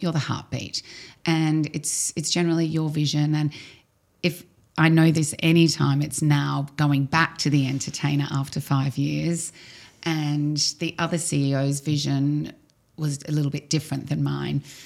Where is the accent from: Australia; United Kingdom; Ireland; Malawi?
Australia; Melbourne, Victoria; moved away as an adult; now in Dubai, United Arab Emirates; I'm from Australia, I'm from Melbourne